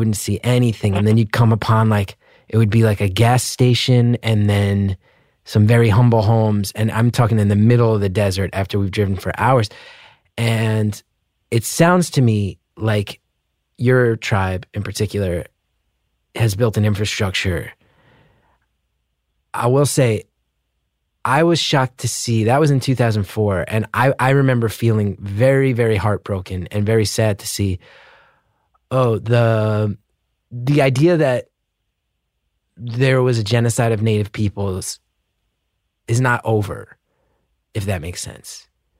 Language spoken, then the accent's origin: English; Northeast, United States; I grew up in the Northeast, right?